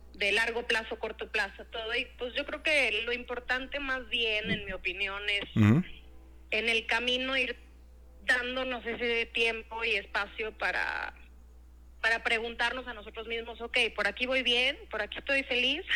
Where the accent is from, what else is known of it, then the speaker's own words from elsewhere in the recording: Monterrey, Nuevo León, Mexico; moved away as an adult; also born or lived in Querétaro / New York City / Mexico City; pues nací en Querétaro, ah, crecí en Monterrey. Ah, mira. Este, mm, y bueno, estuve en Monterrey hasta los 18 años y después me fui a estudiar fuera